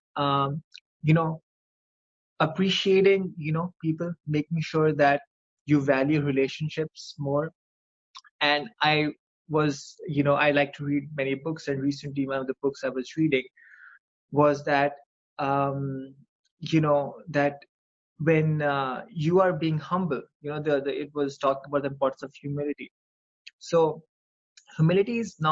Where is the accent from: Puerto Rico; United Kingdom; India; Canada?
India; moved away as an adult; now in United States; I grew up in India. I you know, I had this great group of friends, and we graduated from high school in 2006, and you know, I moved to the United States